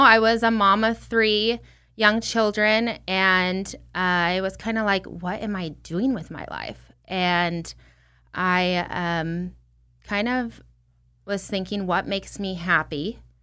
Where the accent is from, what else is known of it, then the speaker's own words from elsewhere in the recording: Redlands, California, United States; my hometown, Redlands, California